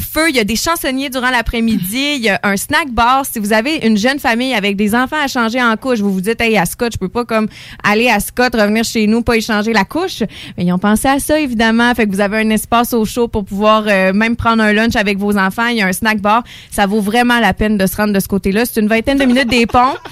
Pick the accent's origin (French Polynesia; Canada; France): Canada; Lévis, Quebec; now in Beauce, Canada; je viens plus euh, de Lévis, là, même si je suis rendue en Beauce